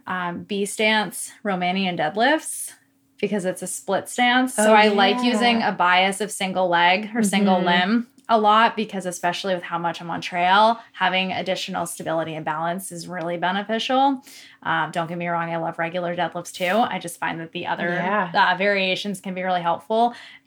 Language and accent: English; Newmarket, New Hampshire, United States; There's like four gyms up north, whereas, you know, I'm from Newmarket where there's four gyms in every town.